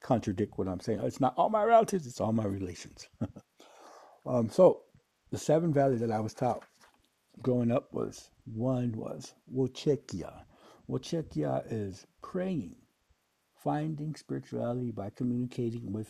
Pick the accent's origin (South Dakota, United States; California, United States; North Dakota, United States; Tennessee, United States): South Dakota, United States; Pine Ridge Indian Reservation; growing up on a Pioneer Indian Reservation where there's 88% unemployment rate